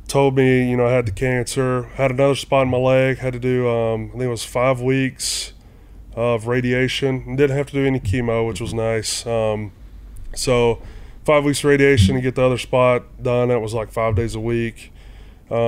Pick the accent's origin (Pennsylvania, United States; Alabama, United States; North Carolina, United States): Alabama, United States; Oakland; moved away; also born or lived in Florence, Alabama; I grew up in a small community called Oakland, Alabama, about 30 minutes outside of Florence